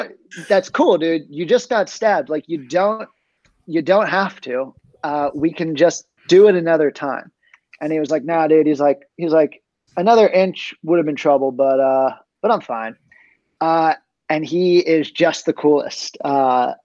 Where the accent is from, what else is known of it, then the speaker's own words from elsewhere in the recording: Pittsburgh, Pennsylvania, United States; I'm from Pittsburgh